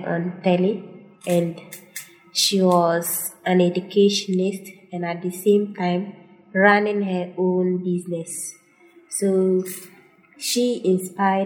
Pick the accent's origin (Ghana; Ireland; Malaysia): Ghana; Tamale, Northern Region; I grew up in Tamale